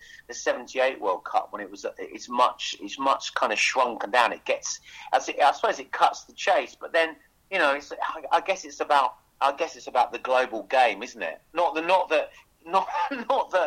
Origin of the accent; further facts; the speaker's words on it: Hoddesdon, East of England, United Kingdom; moved away; I'm from Hertfordshire originally. I'm from Hoddesdon in Hertfordshire